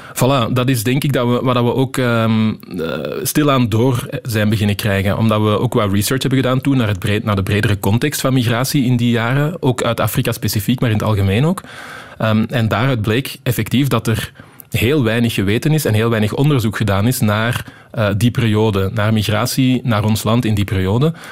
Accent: Wechelderzande, Flanders, Belgium; also born or lived in Antwerp; ik ben geboren in Antwerpen, maar toen ik één jaar was, zijn we verhuisd naar Wecheldre Zanden eh, in de Kempen

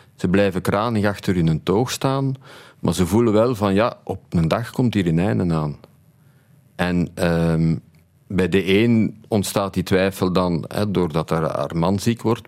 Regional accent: Tienen, Flanders, Belgium; Opgegroeid in Tini, in een drogisterij van mijn ouders.

